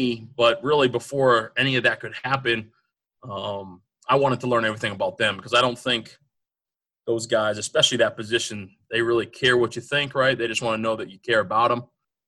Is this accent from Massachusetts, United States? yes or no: yes; Norton, Massachusetts, United States; also born or lived in New Jersey; I'm from Norton, Massachusetts. I was born in New Jersey, moved around a lot. Dad was in the Army. Ended up going to high school at Norton High School.